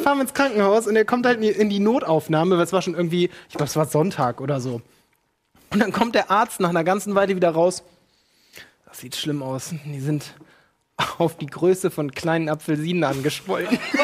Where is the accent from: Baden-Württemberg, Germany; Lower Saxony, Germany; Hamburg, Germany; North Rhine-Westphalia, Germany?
Lower Saxony, Germany; Ocholt; moved away; aus meiner Heimat bin ich jetzt gleich von Ocholt ausgegangen